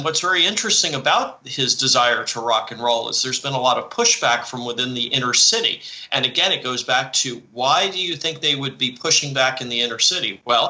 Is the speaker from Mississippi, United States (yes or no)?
no; Morristown, New Jersey, United States; he grew up in Livingston. I grew up in Morristown. They're right next to each other.